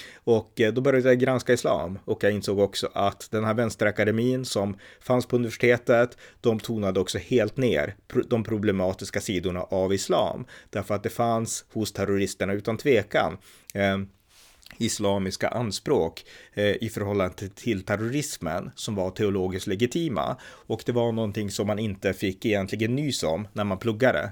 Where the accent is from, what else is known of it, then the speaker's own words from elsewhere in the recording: Örnsköldsvik, Västernorrland County, Sweden; Jag är född 1979, uppväxt i Örnsköldsvik